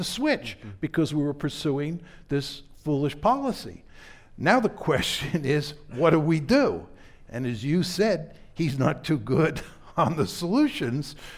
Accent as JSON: {"language": "English", "country": "United States", "said": "I'm an American"}